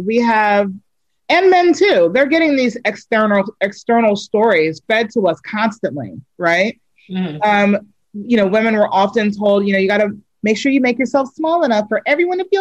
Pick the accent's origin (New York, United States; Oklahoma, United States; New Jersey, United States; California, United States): New York, United States; moved away; also born or lived in Reston, Virginia; I'm from New York originally, but you know, I spent like my high school years in Virginia, in Reston